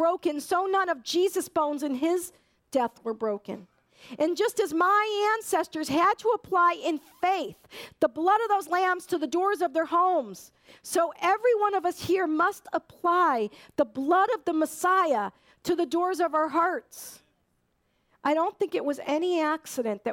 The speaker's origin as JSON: {"language": "English", "town": "Hartford", "region": "Connecticut", "country": "United States", "said": "those of us who are from the Northeast, I'm from Hartford, Connecticut"}